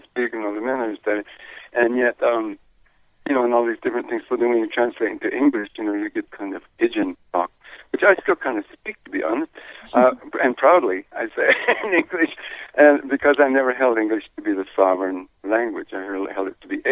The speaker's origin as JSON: {"language": "English", "region": "New Mexico", "country": "United States", "tie": "born or raised there", "said": "I grew up in New Mexico, in a reservation, Pueblo reservation"}